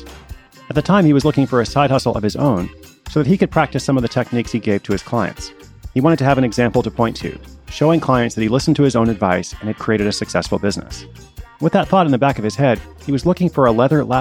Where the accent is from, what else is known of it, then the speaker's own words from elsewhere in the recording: Portland, Oregon, United States; I will be in my hometown of Portland, Oregon